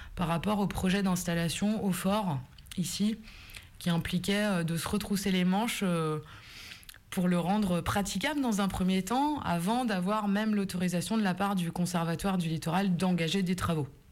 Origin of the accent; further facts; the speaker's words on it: Brittany, France; also born or lived in Belle-Île / Rennes; Belle-Île et Groix, c'est des îles que je voyais de la fenêtre de la maison où j'ai grandi.